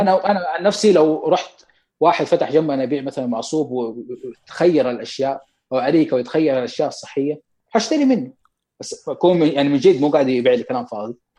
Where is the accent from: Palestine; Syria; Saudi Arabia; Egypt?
Saudi Arabia; Mecca, Makkah Province; عندنا في مكه